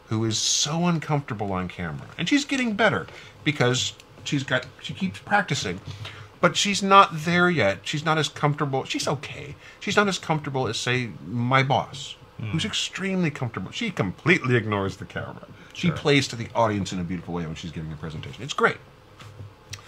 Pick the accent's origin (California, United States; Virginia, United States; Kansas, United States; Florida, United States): Kansas, United States; Wichita; now in Missouri, United States; Wichita, where I grew up